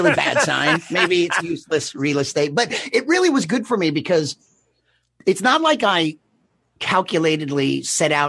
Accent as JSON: {"language": "English", "region": "Texas", "country": "United States", "also_born_or_lived": "San Francisco / Raleigh", "moved": "yes", "said": "I was from Texas. I started my comedy career in Austin, Texas."}